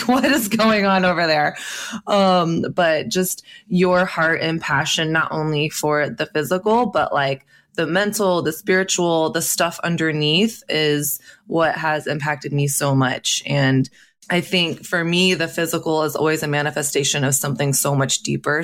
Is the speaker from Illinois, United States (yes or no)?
no; Texas, United States; I grew up in Texas actually